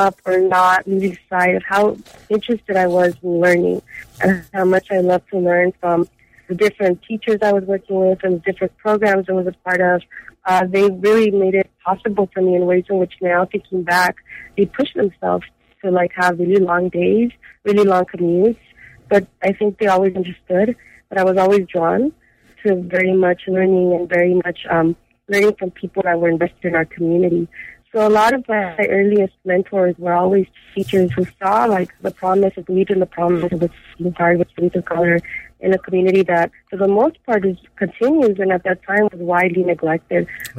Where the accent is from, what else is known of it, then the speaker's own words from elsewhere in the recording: Los Angeles, California, United States; I was raised in South Central Los Angeles, and a lot of what I think now, looking back, was very, very formative to my education growing up in South Central Los Angeles.